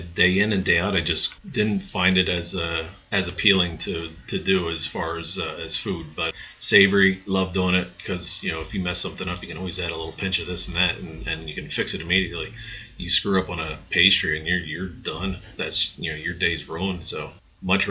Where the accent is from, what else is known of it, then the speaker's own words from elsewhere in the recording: Philadelphia, Pennsylvania, United States; also born or lived in Washington, D.C.; where I grew up in Philadelphia.